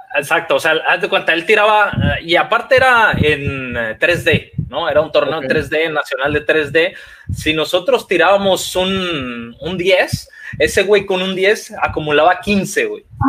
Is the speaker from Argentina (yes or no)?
no; Mexico; De México.